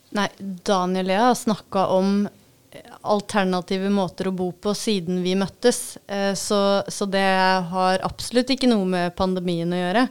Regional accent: Vestre Bamble, Vestfold og Telemark, Norway; also born or lived in Kragerø; now in Levangsheia, Norway; jeg er jo fra Vestbamble

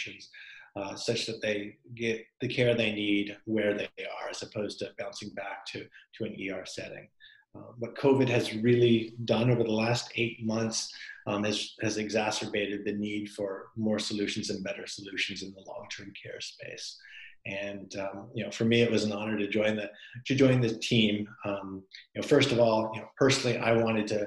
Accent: Canada; moved away as an adult; now in United States; I'm Canadian originally

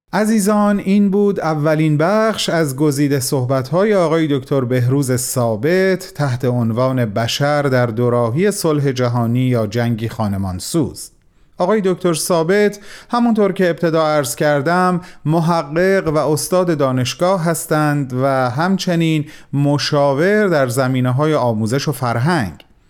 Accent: Iran; من به عنوان یک ایرانی

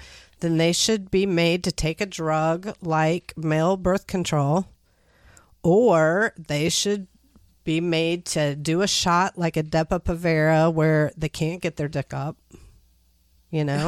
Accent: United States; I am an American

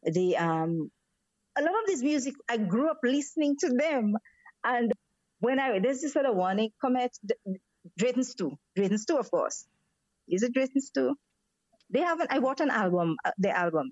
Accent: St. Lucia; we grew up in St. Lucia listening to Radio Barbados

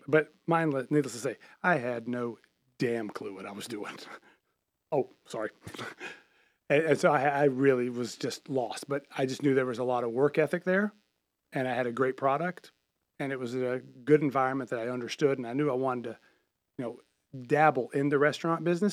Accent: Charlotte, North Carolina, United States; I'm born and raised in Charlotte

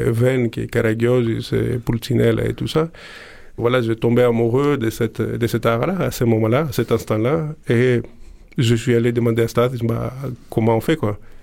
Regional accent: Greece; moved away as an adult; also born or lived in Prague; quand je suis parti de Grèce

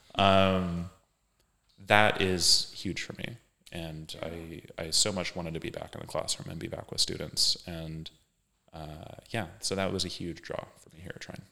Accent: Kansas, United States; also born or lived in Philadelphia; now in Indiana, United States; I'm from Kansas originally

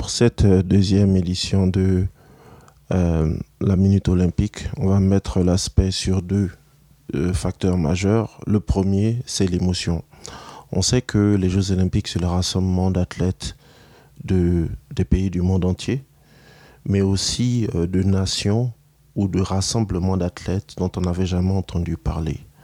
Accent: Canada; chez nous, au Canada

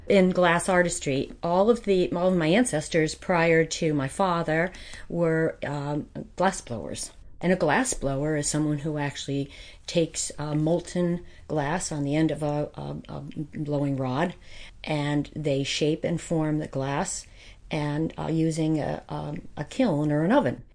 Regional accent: White Mills, Pennsylvania, United States; I grew up in White Mills

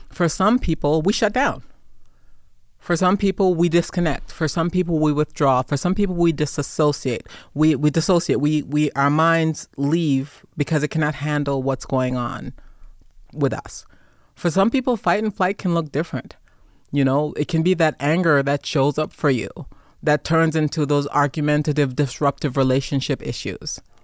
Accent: New York City, New York, United States; moved away; also born or lived in Jamaica; I am a Jamaican immigrant. I am a Persian Gulf desert, desert storm veteran, prior service Marine. I grew up in Brooklyn, New York

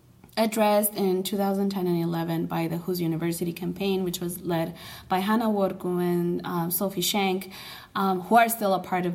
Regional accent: Torreón, Coahuila, Mexico; Family's from... I'm from Torreon.

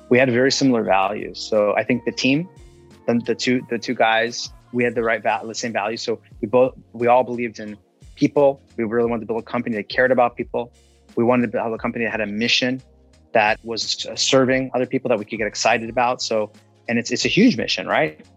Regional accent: Iran; also born or lived in London; I'm an immigrant uh, from Iran, and I was born in London.

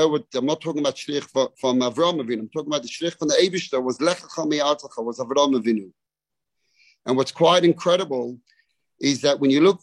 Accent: London, United Kingdom; moved away as an adult; now in Melbourne, Australia; I grew up in London

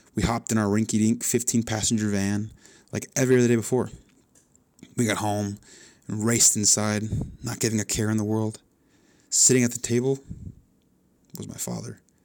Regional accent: Chandler, Arizona, United States; I was born in Chandler, Arizona

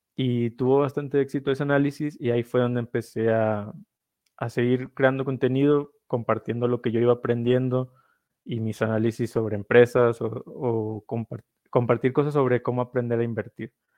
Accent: northern Mexico, Mexico; Yo soy del norte de México, entonces también el sombrero norteño es algo que usamos mucho

